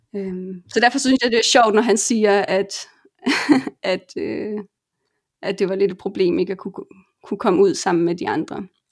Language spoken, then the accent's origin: Danish; Denmark; moved away as an adult; also born or lived in Colombia / Argentina; now in Barcelona, Spain; hjemme i Danmark